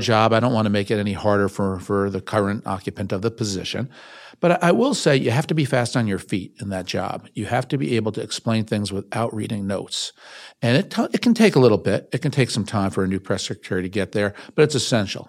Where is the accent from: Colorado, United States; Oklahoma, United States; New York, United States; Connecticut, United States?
New York, United States; Westchester County; I was born in New York City, raised outside the city of Westchester County.